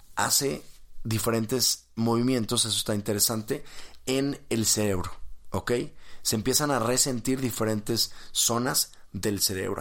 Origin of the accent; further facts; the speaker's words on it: Mexico; estoy en México, soy mexicano